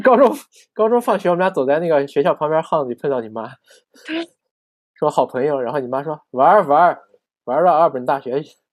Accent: Xinjiang, China; moved away as an adult; also born or lived in Tianjin; 我说我新疆人

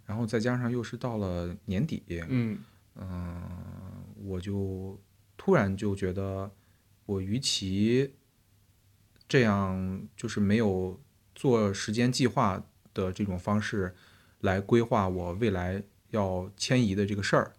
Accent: Xinjiang, China; moved away as an adult; now in Beijing, China; 虽然我是新疆人

